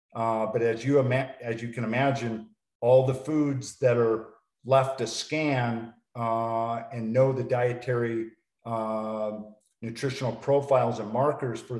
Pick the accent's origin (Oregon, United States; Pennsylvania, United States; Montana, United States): Montana, United States; moved away; Montana, my hometown